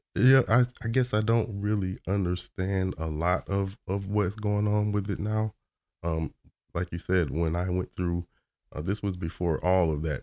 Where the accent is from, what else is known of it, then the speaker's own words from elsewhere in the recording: Orlando, Florida, United States; I was born in Orlando, Florida.